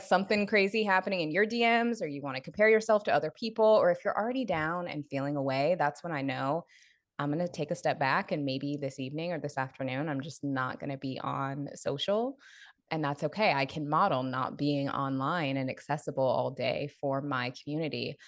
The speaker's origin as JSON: {"language": "English", "town": "Seattle", "region": "Washington", "country": "United States", "tie": "born or raised there", "moved": "as an adult", "lives_now": "Los Angeles, United States", "said": "I was born, raised in Seattle, spent all of my twenties in Seattle, and then moved to L A right after I turned thirty"}